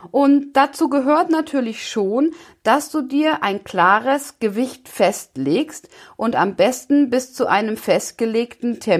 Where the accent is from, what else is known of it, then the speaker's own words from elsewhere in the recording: Bavaria, Germany; ähm, ich komme aus Bayern, das heißt, ich bin auch ein Kind der Berge, von daher finde ich, passt diese Metapher ganz gut.